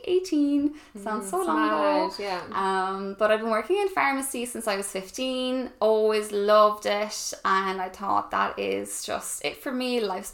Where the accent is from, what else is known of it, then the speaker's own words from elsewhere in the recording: Ennis, Munster, Ireland; also born or lived in Brighton, United Kingdom; Like Ivana said, we're from Ennis, a small little town in County Clare in Ireland